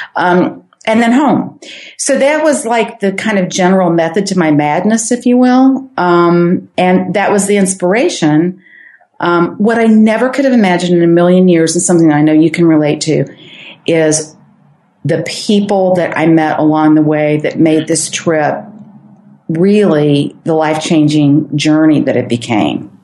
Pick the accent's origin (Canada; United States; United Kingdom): United States; St. Louis, Missouri; I'm from St. Louis.